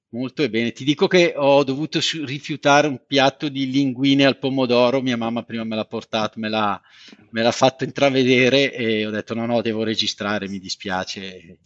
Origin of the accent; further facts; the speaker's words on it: Montella, Campania, Italy; moved away; nella mia terra natia a Montella in provincia di Avellino